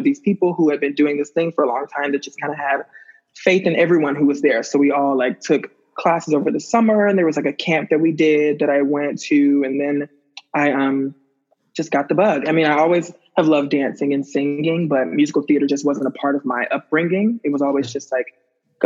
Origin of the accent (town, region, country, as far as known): Birmingham, Alabama, United States; born or raised there; moved away